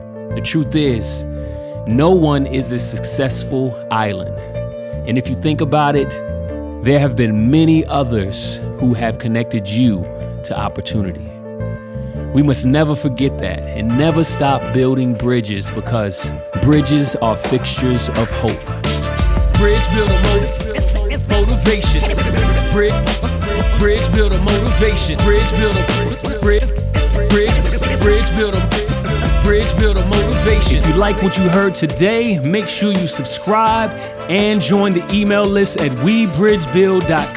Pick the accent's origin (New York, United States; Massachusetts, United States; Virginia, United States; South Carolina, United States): Virginia, United States; Norfolk; I was born and raised on the East Coast, in Norfolk, Virginia to be exact